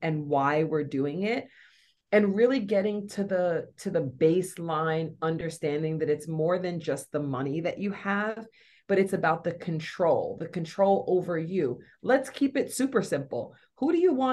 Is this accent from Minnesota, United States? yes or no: no; North Carolina, United States; moved away; I'm born and raised in North Carolina.